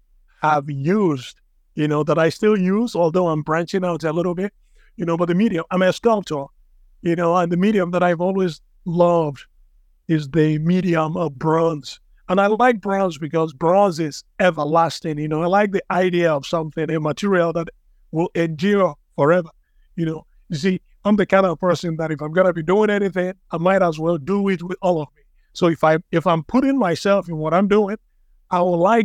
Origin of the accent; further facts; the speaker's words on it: Nigeria; moved away as an adult; also born or lived in Idaho, United States / Utah, United States; now in Georgia, United States; originally I'm from Nigeria. You know, that's where I was born. I came to this country, America, in 1989